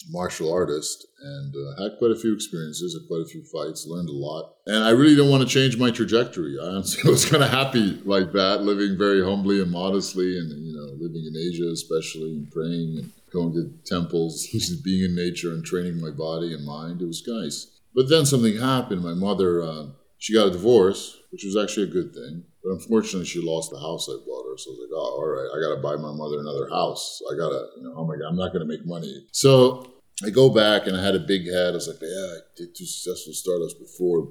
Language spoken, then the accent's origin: English; New York, United States; also born or lived in Egypt; I grew up in Hell's Kitchen, running a newsstand with my parents